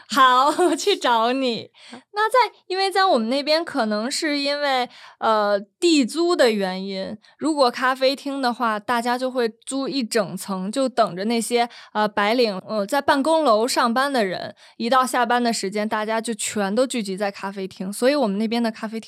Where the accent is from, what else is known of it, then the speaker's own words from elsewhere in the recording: Beijing, China; now in Taiwan; 我是从小在北京长大的，我的一些细胞啊，就都会还是维持我在北京的生活习惯